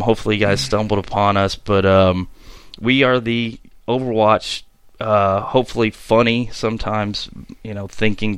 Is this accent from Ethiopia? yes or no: no; United States; as an American